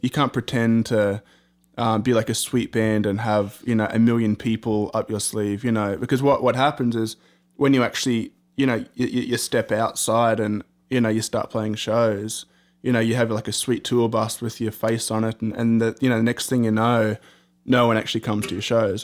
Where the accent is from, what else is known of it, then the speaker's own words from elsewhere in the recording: Australia; being Australian